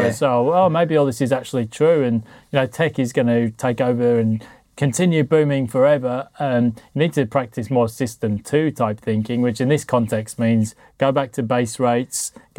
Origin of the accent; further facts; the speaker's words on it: Sheffield, Yorkshire and the Humber, United Kingdom; I grew up in Sheffield, and because there was a famous football disaster there at the Hillsborough Stadium